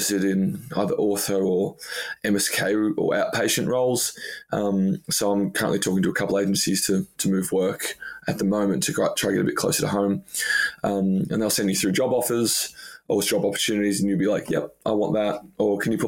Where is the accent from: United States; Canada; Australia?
Australia; moved away as an adult; now in London, United Kingdom